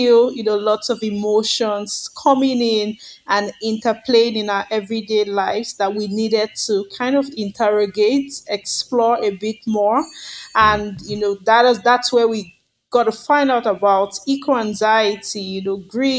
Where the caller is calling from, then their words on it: Lagos, Nigeria; I'm calling in from Lagos, Nigeria, where I live and work.